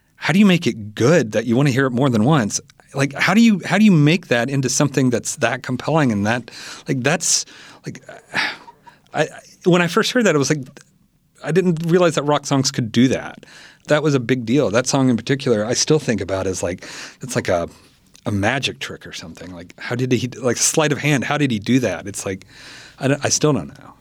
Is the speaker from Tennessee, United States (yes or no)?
yes; Selmer, Tennessee, United States; my hometown, Selmer